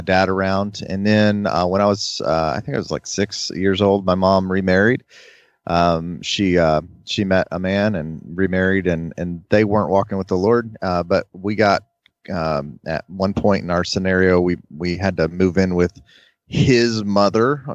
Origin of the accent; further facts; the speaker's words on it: North Florida, United States; I grew up in North Florida